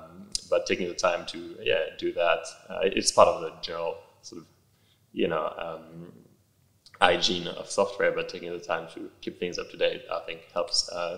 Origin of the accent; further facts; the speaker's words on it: Australia; And as an Australian, I was a bit pissed that we blew, what, however many billion of dollars on this of taxpayer money.